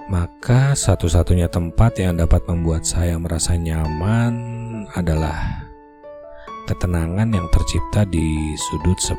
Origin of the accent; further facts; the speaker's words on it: Bandung, West Java, Indonesia; born there; Asli Indonesia. Kelahiran Bandung sekian puluh tahun yang lalu, membuat centok Sundani saya sudah pasti fasih.